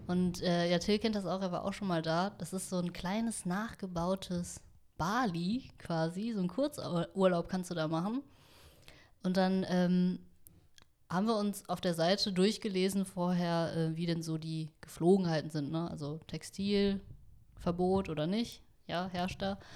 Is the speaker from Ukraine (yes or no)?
no; Vietnam; ich bin Vietnamesin